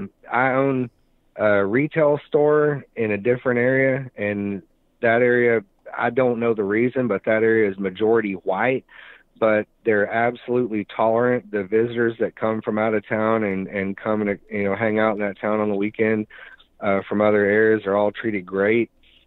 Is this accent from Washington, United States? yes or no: no; Arkansas, United States; I'm from Arkansas and, you know, at one point had an American or a Confederate flag license plate on the front of my car. And, you know, the town that I'm from is about 50-50 black, white